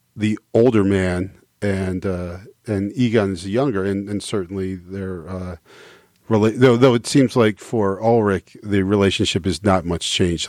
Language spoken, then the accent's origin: English; United States; as an American